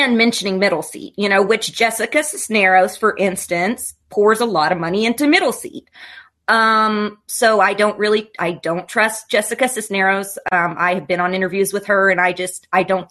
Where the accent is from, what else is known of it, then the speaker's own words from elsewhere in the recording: Kentucky, United States; I'm from Kentucky. People here are pretty damn progressive